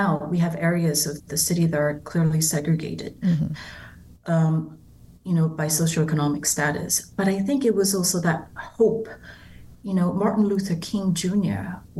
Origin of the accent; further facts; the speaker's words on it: Kaohsiung, Taiwan; also born or lived in Taipei; A lot of people don't know this about me, but I grew up in the Taiwanese countryside in Kaohsiung. At that time, it was still a county.